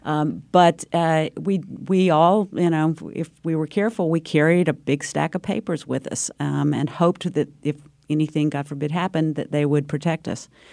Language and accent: English; North Carolina, United States; moved away; also born or lived in Connecticut; my home state of North Carolina